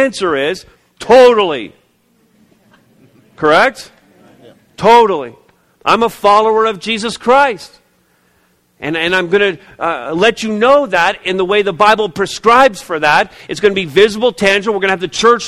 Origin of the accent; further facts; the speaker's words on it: Montreal, Quebec, Canada; moved away; I was born, as many of you know, I was born in the province of Quebec. I was born in Montreal, 1964.